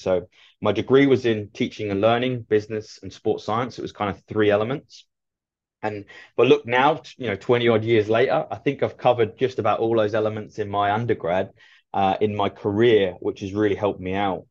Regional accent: Ipswich, East of England, United Kingdom; moved away as an adult; now in United States; I was just about to be scouted for playing football for my local team to transfer into Ipswich's then academy

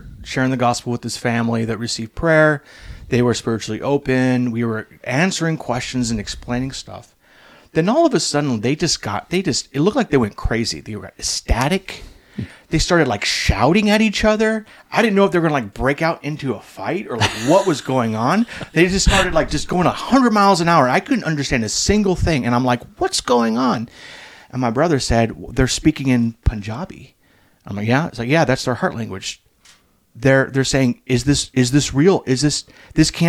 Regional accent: United States; I grew up in America

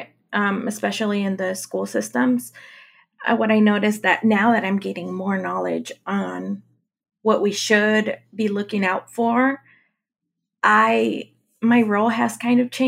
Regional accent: Mexico; moved away; I'm from Mexico

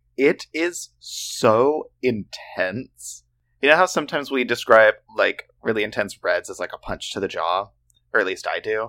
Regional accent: Oklahoma, United States; We grew up in Oklahoma

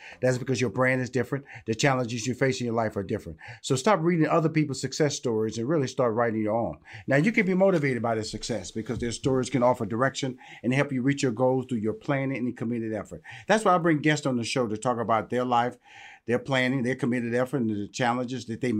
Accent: Houston, Texas, United States; I'm from Houston, Texas, and I know a Southern draw when I hear

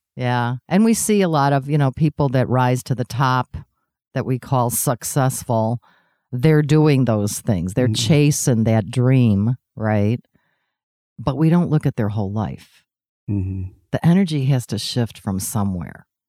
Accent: Chicago, Illinois, United States; I was the girl from Chicago

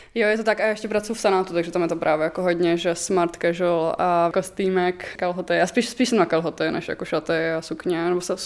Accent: Mladá Boleslav, Central Bohemian Region, Czechia; moved away as an adult; now in Prague, Czechia; jsem z Mladý Boleslavy. Teď třetím rokem bydlím v Praze.

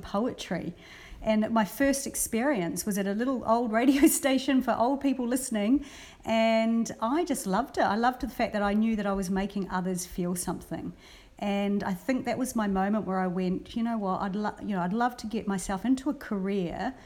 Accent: New Zealand; also born or lived in Brisbane, Australia; now in Australia; I've mostly worked a lot with radio stations in New Zealand because I grew up in New Zealand

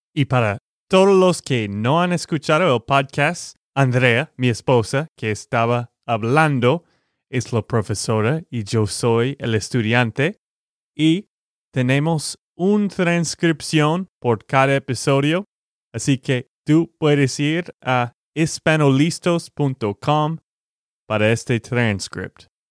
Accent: Texas, United States; de Texas, Estados Unidos

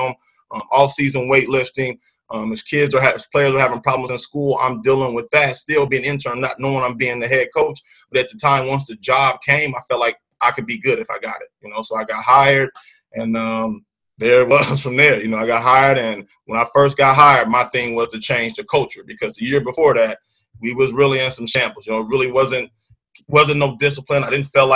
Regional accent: Muncie, Indiana, United States; moved away as an adult; now in St. Cloud, United States; I'm from Muncie, Indiana. It's about the same size as St. Cloud

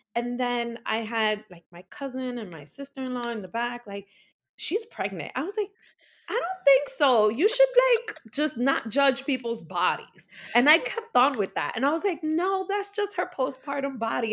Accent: New York City, New York, United States; also born or lived in Bronx, New York; I'm an Afro-Latina, born and raised in the Heights

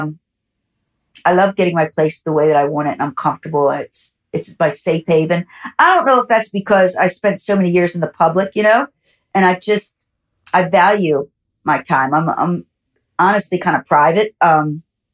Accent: Baltimore, Maryland, United States; moved away as an adult; also born or lived in Dundalk, Maryland; now in Los Angeles, United States; I moved them from Baltimore, which is where I grew up

